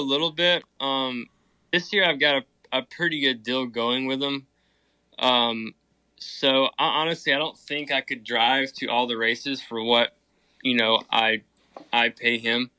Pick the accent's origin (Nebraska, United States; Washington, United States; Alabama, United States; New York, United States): Alabama, United States; now in Thomasville, United States; I'm originally from Alabama, but I actually live in uh, Thomasville, Georgia